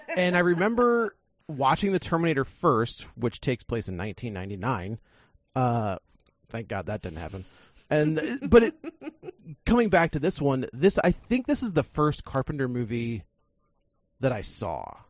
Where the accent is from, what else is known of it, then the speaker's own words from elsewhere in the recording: St. Louis, Missouri, United States; my hometown